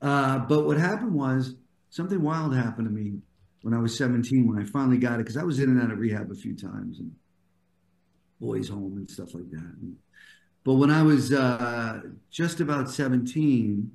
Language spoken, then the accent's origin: English; New Jersey, United States; moved away as an adult; also born or lived in New York; now in Los Angeles, United States; I'm an East Coast guy, New Yorker originally, then New Jersey most of my life.